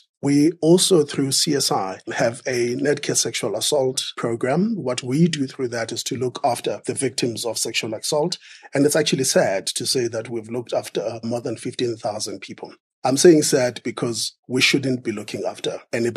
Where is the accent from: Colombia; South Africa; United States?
South Africa; I am a South African